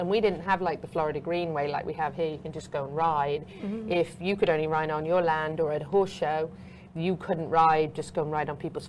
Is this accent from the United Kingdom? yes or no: yes; Meriden, West Midlands, United Kingdom; now in United States; So I was born in England. I was born actually just outside Coventry in a place called Meriden. We lived in a house that actually was is on the National Registry for Historic Buildings, so over 600 years old.